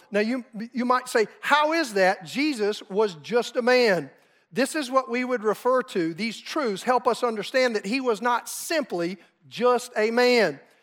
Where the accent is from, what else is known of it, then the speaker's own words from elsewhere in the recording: South Carolina, United States; moved away as an adult; now in Oklahoma, United States; my wife and I grew up in South Carolina